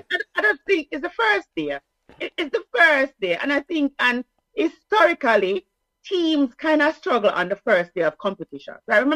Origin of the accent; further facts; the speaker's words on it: Jamaica; as a Jamaican, our language is English, right? Some people think it's Patois, so I have to correct them.